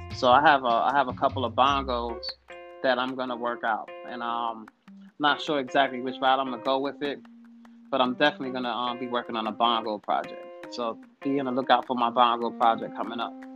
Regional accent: New York City, New York, United States; moved away as an adult; now in Virginia, United States; I'm originally from New York. I'm from Brooklyn, New York. Uh, I I've, I've been in Virginia for about the past three to four years

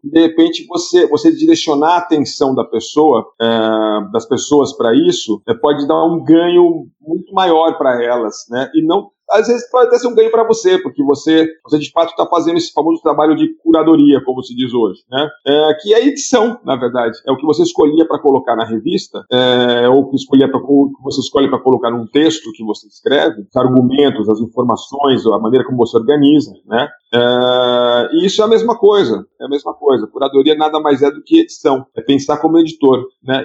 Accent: Piracicaba, São Paulo, Brazil; eu cresci lendo a Ilustrada lá em Piracicaba, quando era adolescente.

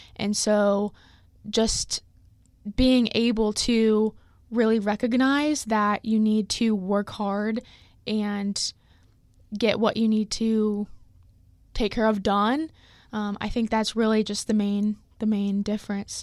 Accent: Lee's Summit, Missouri, United States; I'm from Lee Summit, Missouri

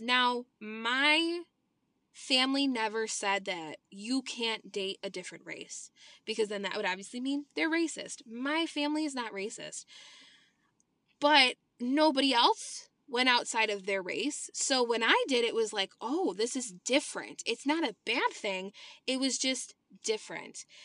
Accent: Illinois, United States; I was born and raised in Illinois

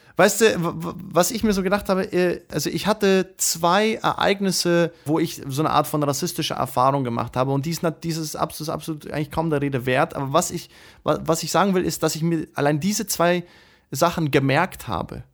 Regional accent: Moscow, Russia; now in Germany; in Moskau geboren

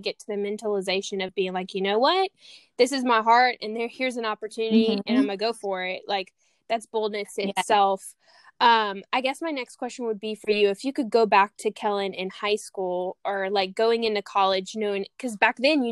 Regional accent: Louisiana, United States; moved away as an adult; now in California, United States; I'm from Louisiana, so I grew up in a small, small Cajun town, and then sold everything, came straight to California

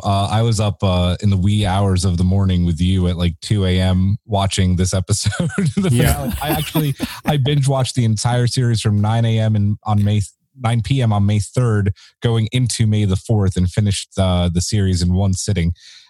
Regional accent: Philadelphia, Pennsylvania, United States; Yeah, we're right outside Philadelphia. We like to call it the greater Philadelphia area.

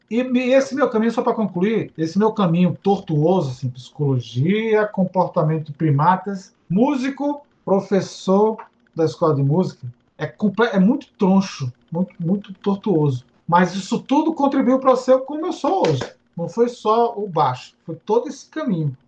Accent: Natal, Rio Grande do Norte, Brazil; eu nasci na vila, naquela vila perto do Parque das Dunas.

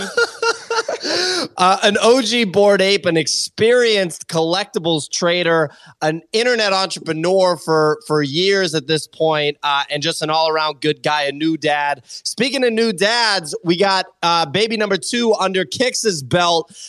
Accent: Boston, Massachusetts, United States; moved away as an adult; now in Los Angeles, United States; I grew up in Boston

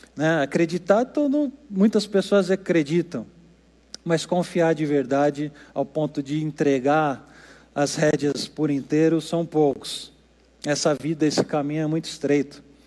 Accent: Brazil; Nós aqui no Brasil

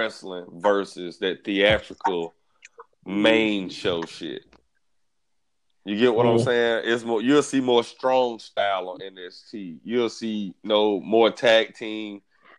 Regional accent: Alabama, United States; now in Florida, United States; I'm from Alabama. I just live in Florida.

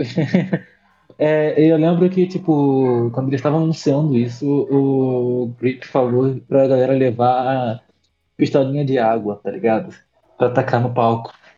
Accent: Rio de Janeiro, Brazil; de onde eu sou, do Rio de Janeiro, da Zona Oeste

